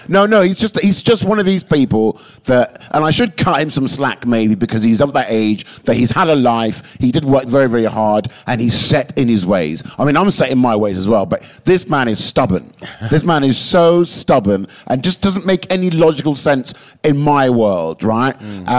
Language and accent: English; England, United Kingdom; because I spent too many years being so English